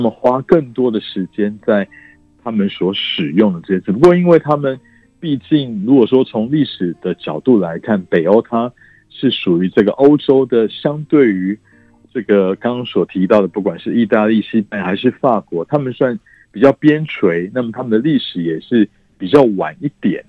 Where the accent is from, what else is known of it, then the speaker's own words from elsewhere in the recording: Taiwan; 我们台湾人想必就是外食会花得蛮多，因为我们台湾人爱